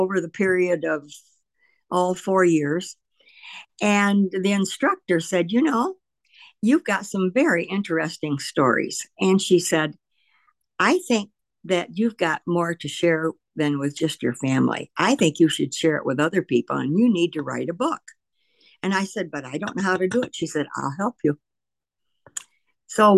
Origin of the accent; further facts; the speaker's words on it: Lowell, United States; we both were born and raised in Lowell